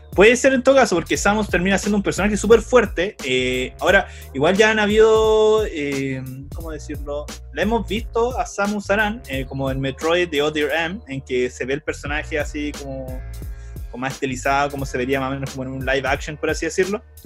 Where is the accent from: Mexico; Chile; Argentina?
Chile; somos chilenos